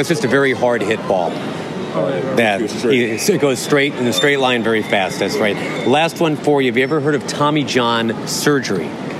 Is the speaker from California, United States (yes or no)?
no; Boston, Massachusetts, United States; since we're from Boston